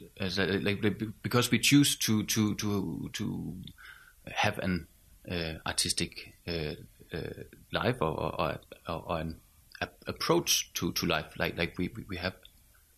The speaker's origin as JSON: {"language": "English", "town": "Skive", "region": "Central Denmark Region", "country": "Denmark", "said": "From the northern part. I come from Skive"}